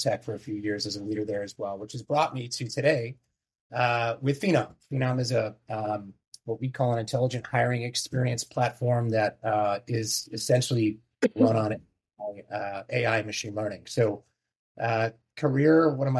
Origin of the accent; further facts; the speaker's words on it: New Jersey, United States; also born or lived in New York; growing up in New Jersey, close to Manhattan.